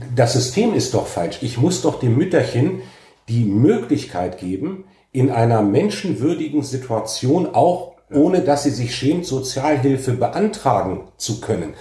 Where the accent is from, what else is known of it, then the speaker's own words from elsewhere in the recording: Alfeld, Lower Saxony, Germany; ich in meiner Heimat und Geburtsstadt engagiert, kompetent und mit wirklich Herzblut für unsere Sache kämpfe